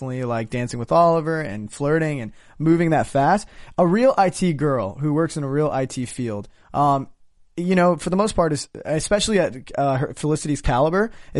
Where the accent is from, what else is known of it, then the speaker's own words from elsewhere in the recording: India; I'm Indian. It's not like a... You know.